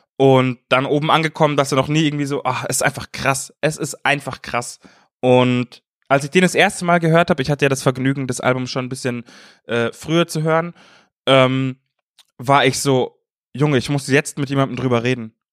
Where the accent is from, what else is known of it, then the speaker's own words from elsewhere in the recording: Munich, Bavaria, Germany; moved away; in München, in meiner Heimat